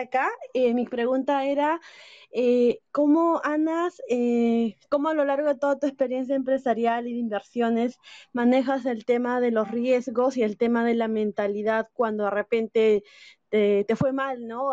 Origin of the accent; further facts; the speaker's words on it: Peru; Soy de Perú